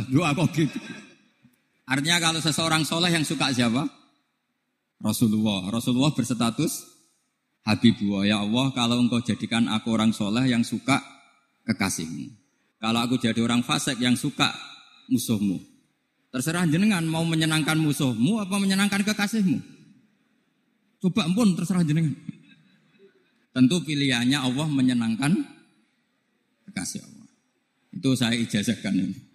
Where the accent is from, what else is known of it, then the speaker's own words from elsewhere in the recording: North coast of Java, Indonesia; Saya ini orang Pantura.